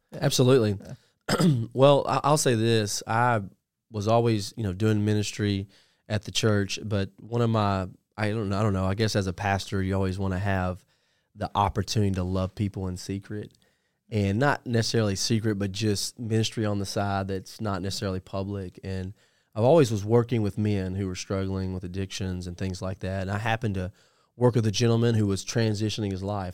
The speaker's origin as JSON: {"language": "English", "area": "Puryear", "region": "Tennessee", "country": "United States", "tie": "born or raised there", "said": "I grew up in a little town called Perrier, Tennessee"}